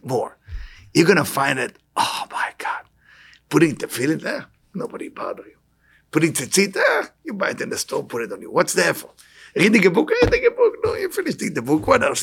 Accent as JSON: {"language": "English", "country": "Israel", "tie": "born or raised there", "moved": "yes", "said": "I'm born in Israel, born and raised in Israel"}